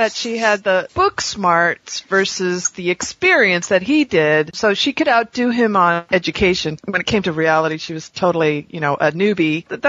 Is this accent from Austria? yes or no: no; United States; as an American